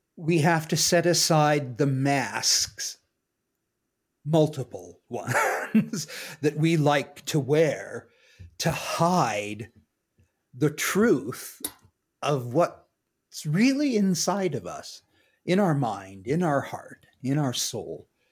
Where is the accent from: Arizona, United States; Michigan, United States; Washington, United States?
Washington, United States; now in Cañon City, United States; I'm from Washington State and grew up in a kind of generic American family